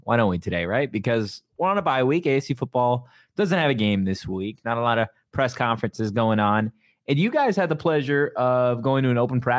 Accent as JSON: {"language": "English", "region": "England", "country": "United Kingdom", "said": "We're English."}